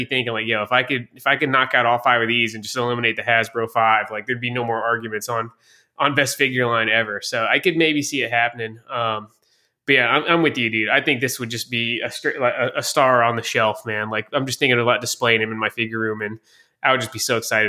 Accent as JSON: {"language": "English", "region": "the South", "country": "United States", "said": "I don't know if just because I'm a Southerner, but his character always really resonated with me, man."}